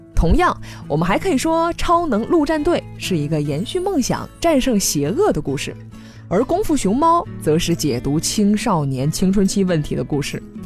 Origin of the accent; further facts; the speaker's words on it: China; 我们都是中国人，最熟悉的也是中国故事